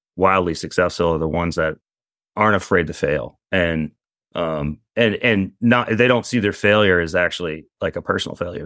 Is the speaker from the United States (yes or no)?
yes; Eastern Carolina, North Carolina, United States; I grew up in Eastern Carolina